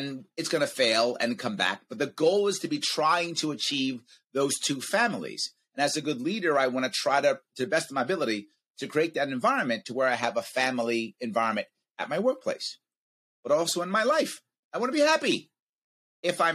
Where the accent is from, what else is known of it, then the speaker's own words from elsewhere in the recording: United States; as an American